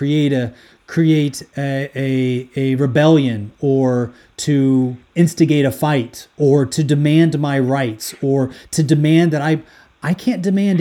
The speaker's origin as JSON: {"language": "English", "country": "United States", "tie": "born or raised there", "moved": "as an adult", "lives_now": "Sweden", "said": "being born and raised in the U.S., United States, having a military background"}